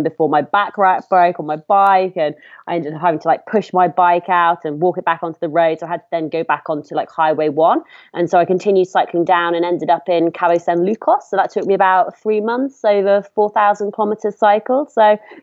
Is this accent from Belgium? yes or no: no; United Kingdom; now in near Liverpool, United Kingdom; and I am from the UK. I live very close to Liverpool, so up in the northwest of England.